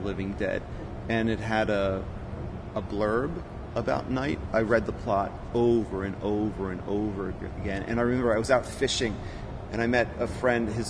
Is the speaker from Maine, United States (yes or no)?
no; Rockland County, New York, United States; also born or lived in Las Vegas, Nevada; I moved back and to Rockland County, which is where I grew up, Rockland County, New York